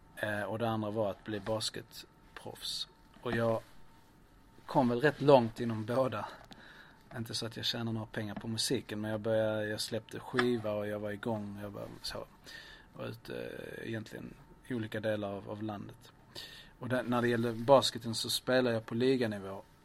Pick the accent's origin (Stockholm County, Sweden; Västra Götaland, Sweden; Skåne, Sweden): Skåne, Sweden; Lund; also born or lived in Lleida, Spain; flyttade vi till Östra Lund, där jag växte upp